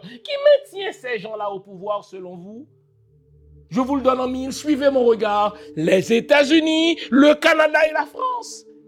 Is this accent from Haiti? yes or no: yes; Haiti; je suis haïtien